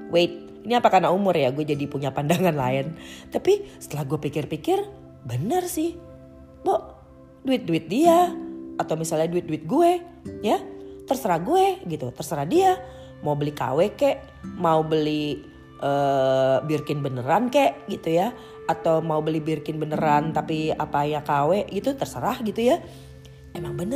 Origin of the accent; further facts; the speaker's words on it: Jakarta, Indonesia; gue gede dan tinggal di Jakarta gitu ya